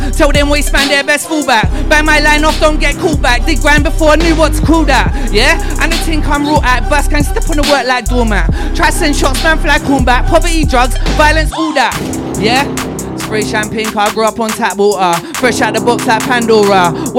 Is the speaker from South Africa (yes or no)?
no; Manchester, North West England, United Kingdom; My crew's called Burst Gang. We're from the South Manchester area, mate.